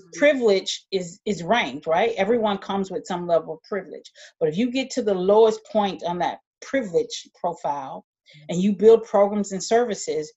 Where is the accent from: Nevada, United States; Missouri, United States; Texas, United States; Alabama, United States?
Alabama, United States; moved away; I grew up in Alabama, and I decided to leave Alabama